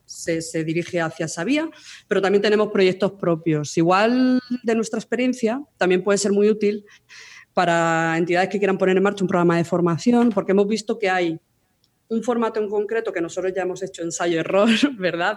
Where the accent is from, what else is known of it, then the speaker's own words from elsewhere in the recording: Almería, Andalusia, Spain; moved away as an adult; now in Madrid, Spain; de Almería, de ahí mi acento, ¿no? Soy de allí